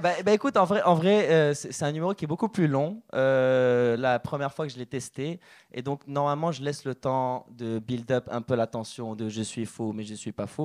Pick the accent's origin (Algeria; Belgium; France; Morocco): Morocco; moved away; je suis originaire du Maroc